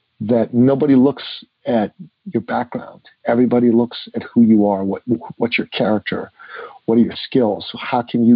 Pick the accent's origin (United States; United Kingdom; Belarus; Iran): Iran; now in Canada; I grew up in Iran in the 60s and the 70s.